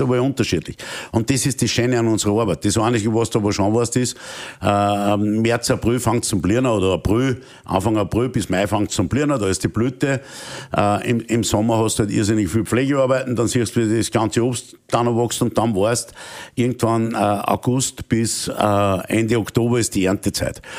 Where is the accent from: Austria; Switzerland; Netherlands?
Austria; als Österreicher